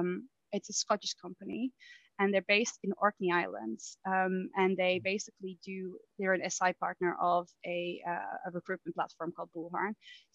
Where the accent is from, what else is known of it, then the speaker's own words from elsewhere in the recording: Netherlands; now in United Kingdom; when I moved from the Netherlands to the UK, it was actually because I really wanted to do a master's degree, but I also really love the UK.